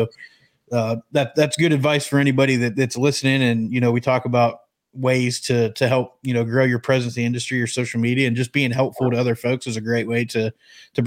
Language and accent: English; Pennsylvania, United States; growing up in Pennsylvania